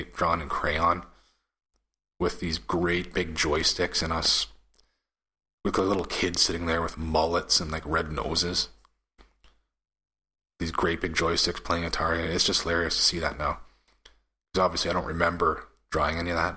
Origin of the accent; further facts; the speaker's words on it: Canada; I'm Canadian